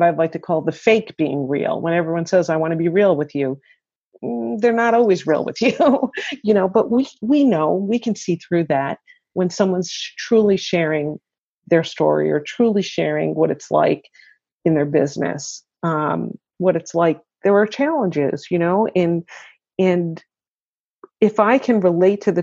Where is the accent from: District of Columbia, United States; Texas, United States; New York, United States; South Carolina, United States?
New York, United States; Long Island; now in Syracuse, United States; I grew up on Long Island and then just made my way to Central New York.